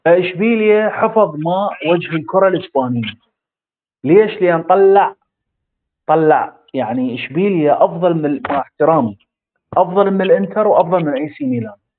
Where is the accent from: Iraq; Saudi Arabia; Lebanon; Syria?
Iraq; احنا عندنا بالعراق